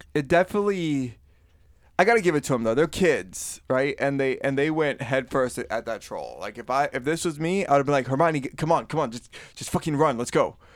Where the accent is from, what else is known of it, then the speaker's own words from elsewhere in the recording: Florida, United States; I am from, born and raised in Florida